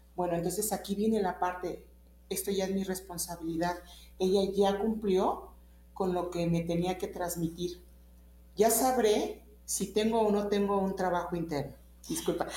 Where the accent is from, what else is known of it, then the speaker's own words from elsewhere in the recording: Mexico; soy mexicana y este, con mucho orgullo